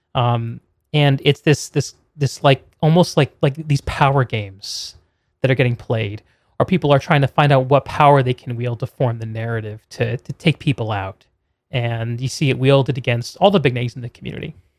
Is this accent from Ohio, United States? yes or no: no; Connecticut, United States; moved away; I grew up in Connecticut